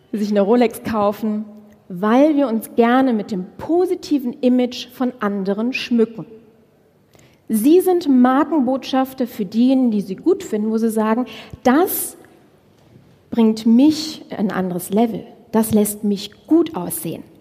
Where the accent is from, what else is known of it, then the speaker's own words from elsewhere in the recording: Düsseldorf, North Rhine-Westphalia, Germany; so mit 800, ich komme aus Düsseldorf, ja, so mit 800 Euro Budget in der Tasche